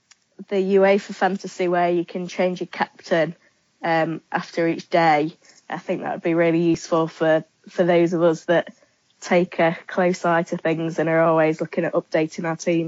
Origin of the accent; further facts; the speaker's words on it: Lincolnshire, East Midlands, United Kingdom; now in Yorkshire, United Kingdom; I'm originally from Lincolnshire, but I'm living in Yorkshire and I'm a teacher.